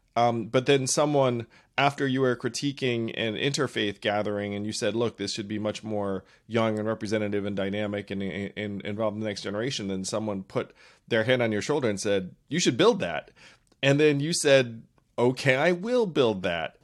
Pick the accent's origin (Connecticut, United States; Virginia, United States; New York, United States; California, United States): New York, United States; upstate; I grew up in an upstate New York town that was predominantly, almost exclusively white